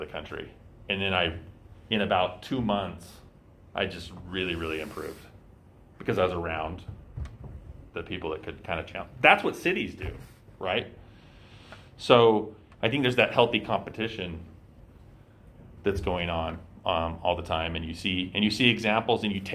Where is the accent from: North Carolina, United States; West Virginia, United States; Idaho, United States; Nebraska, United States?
Idaho, United States; Eastern; I grew up in Eastern Idaho